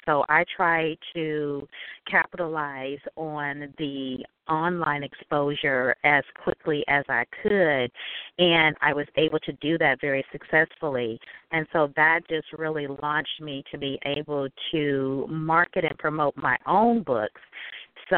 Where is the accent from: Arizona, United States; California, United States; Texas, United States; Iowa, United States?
California, United States; Northern; I grew up in Northern California